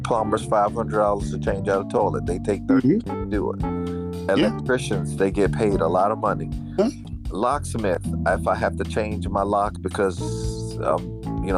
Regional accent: Fort Lauderdale, Florida, United States; I grew up in Fort Lauderdale

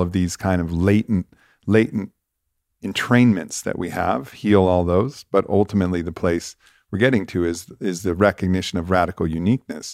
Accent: Santa Monica, California, United States; I was born in Santa Monica.

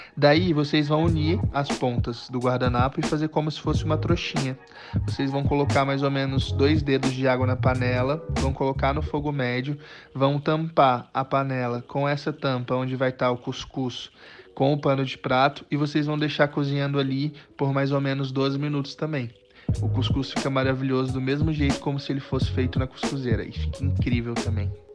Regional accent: Rio Branco, Acre, Brazil; moved away as an adult; now in Goiânia, Brazil; Eu sou natural de Rio Branco, no Acre, mas já moro em Goiânia há um pouquinho mais de 10 anos

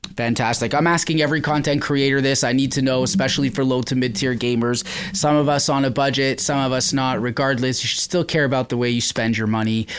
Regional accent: Canada; I'm from Canada

